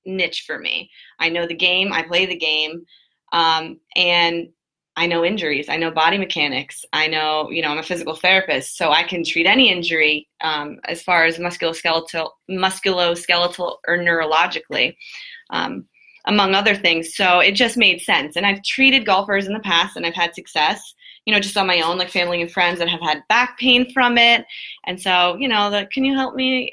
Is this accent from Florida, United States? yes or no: yes; Jupiter, Florida, United States; I grew up in Jupiter, Florida, my whole entire life